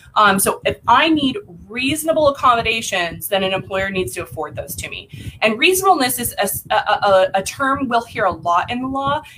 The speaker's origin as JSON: {"language": "English", "town": "Lake Havasu City", "region": "Arizona", "country": "United States", "tie": "born or raised there", "lives_now": "Phoenix, United States", "said": "I was born and raised in a little town um, in Western Arizona called Lake Havasu City."}